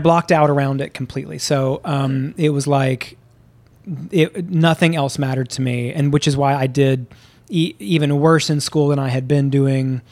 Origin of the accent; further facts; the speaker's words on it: Memphis, Tennessee, United States; moved away; also born or lived in Houston, Texas; I grew up in the South. I grew up in, uh, Memphis and then in Houston